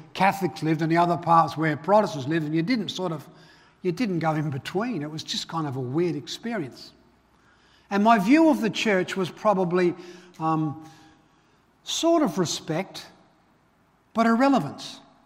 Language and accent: English; Belfast, Northern Ireland, United Kingdom; moved away; grew up, I was born in Belfast, Northern Ireland.